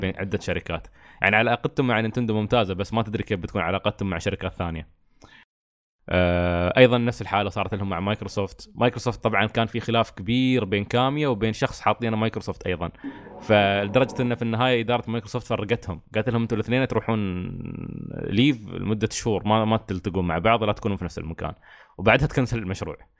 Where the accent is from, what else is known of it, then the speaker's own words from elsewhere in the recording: United Arab Emirates; عندنا في الإمارات